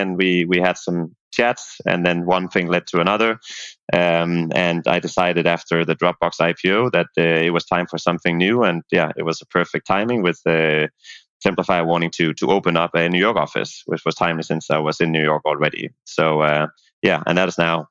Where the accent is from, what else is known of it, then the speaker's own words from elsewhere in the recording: Denmark; moved away as an adult; also born or lived in Dublin, Ireland; where I'm from Denmark